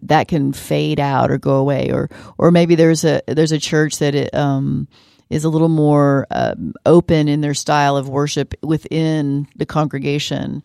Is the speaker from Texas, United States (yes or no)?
yes; San Marcos, Texas, United States; as a little kid growing up in San Marcos